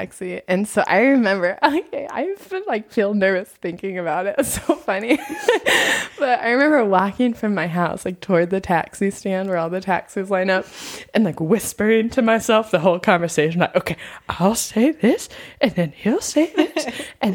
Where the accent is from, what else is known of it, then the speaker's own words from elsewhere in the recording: United States; moved away as an adult; now in Nepal; I am from America.